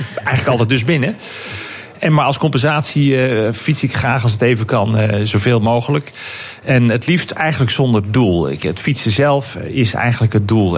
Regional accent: Netherlands; als Nederlanders

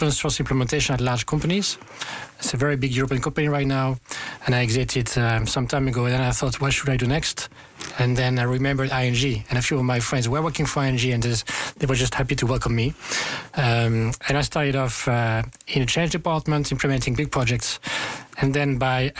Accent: France; I'm 44 years old, born and raised in France.

